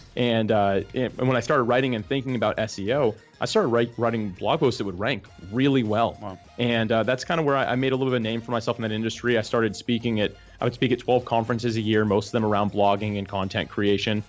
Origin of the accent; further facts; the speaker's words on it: Jacksonville, Florida, United States; I was actually born and raised Jacksonville, Florida